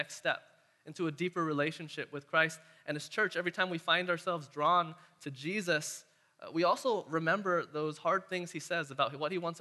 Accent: Castro Valley, California, United States; since I was a kid growing up around Castro Valley

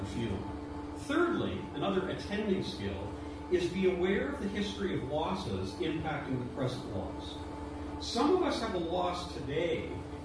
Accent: Toronto, Ontario, Canada; also born or lived in Ireland; I was raised and born in Ireland, but raised a lot of my early childhood in Toronto

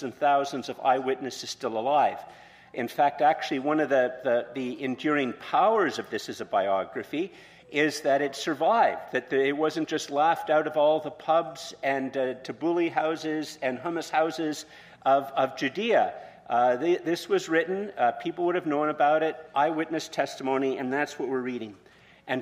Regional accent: Montreal, Quebec, Canada; moved away; also born or lived in Eganville; I'm from Montreal

